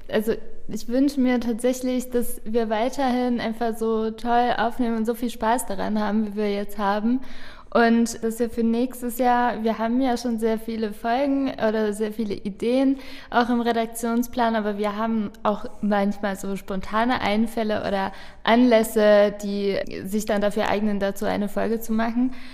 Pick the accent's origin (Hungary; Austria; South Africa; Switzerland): Hungary; German is a second language; now in Germany; ich komme ja nicht ursprünglich aus Deutschland und meine Familie lebt in Ungarn.